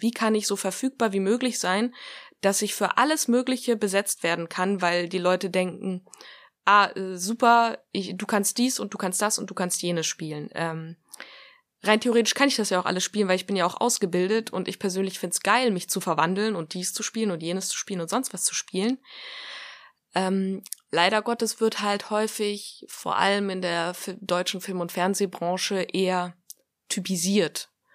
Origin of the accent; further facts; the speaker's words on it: Greece; ich bin ja auch Grieche